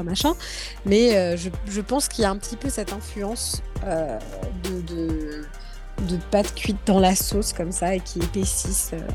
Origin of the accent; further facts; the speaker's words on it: Guadeloupe; now in France; chez moi en Guadeloupe